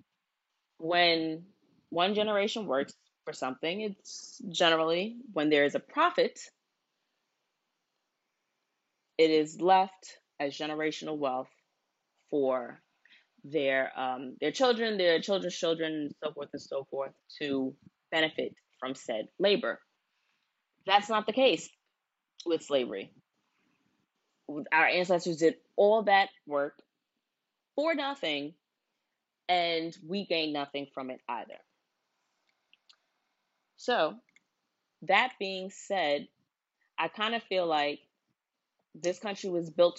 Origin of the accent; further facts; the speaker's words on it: United States; I only know of my American culture because I was born here. Both my parents were born here. All of my grandparents were born here.